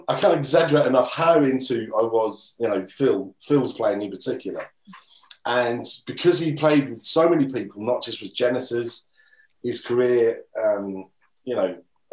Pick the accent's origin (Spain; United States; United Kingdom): United Kingdom; Norwich, East of England; Norwich, which is my, you know, my hometown, Norwich and Norfolk